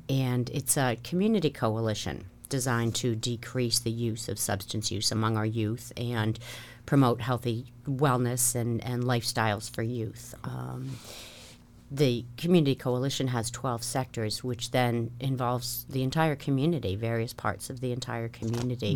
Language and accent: English; Marshfield, Massachusetts, United States; I was practically born and raised in Marshfield. Came down in nineteen sixty-nine in the third grade.